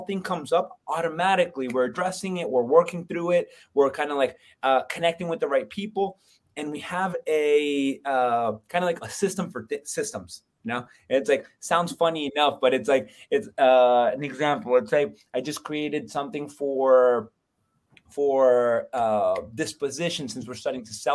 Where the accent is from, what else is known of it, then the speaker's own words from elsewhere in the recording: Florida, United States; moved away as an adult; also born or lived in Colombia; now in Lehigh Valley, United States; I'm from Florida originally. I was born in Columbia, but I came up to PA for wrestling